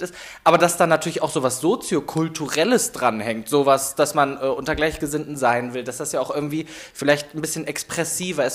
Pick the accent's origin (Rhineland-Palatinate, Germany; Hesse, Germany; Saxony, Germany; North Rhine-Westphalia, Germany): North Rhine-Westphalia, Germany; Meerbusch; moved away as an adult; now in Cologne, Germany; ich komme gebürtig aus Meerbusch, das äh, Düsseldorf da hinten